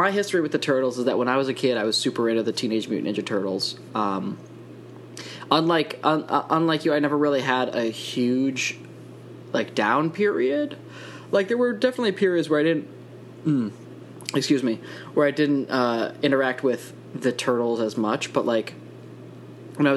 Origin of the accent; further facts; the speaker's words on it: Wisconsin, United States; I grew up in Wisconsin